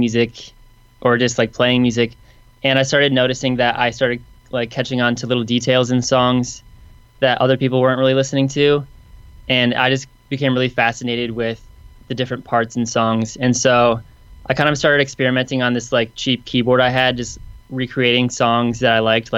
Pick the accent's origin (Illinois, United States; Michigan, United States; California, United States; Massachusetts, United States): Michigan, United States; now in Nashville, United States; I'm from Michigan